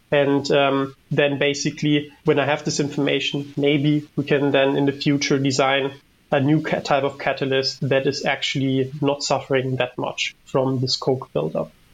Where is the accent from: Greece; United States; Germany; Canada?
Germany; moved away as an adult; now in Netherlands; I'm from Germany and I've been working here in the Netherlands for my PhD for a bit over three years